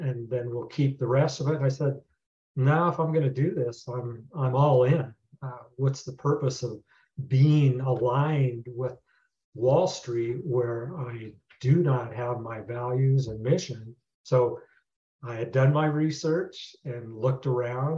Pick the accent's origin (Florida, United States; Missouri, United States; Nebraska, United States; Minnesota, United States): Nebraska, United States; moved away as an adult; also born or lived in Denver, Colorado; Born and raised in Nebraska